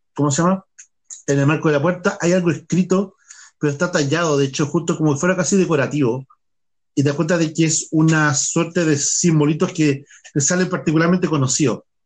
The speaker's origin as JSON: {"language": "Spanish", "country": "Chile", "said": "En Chile, que estamos al"}